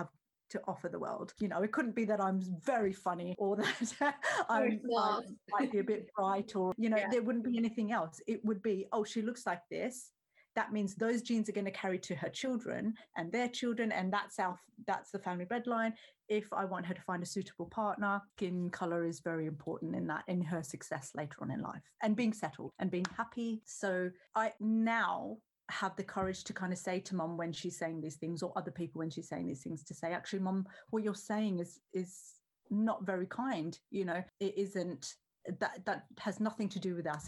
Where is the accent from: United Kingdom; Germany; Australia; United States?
Australia; So basically, I grew up in Australia, which is under the glorious sun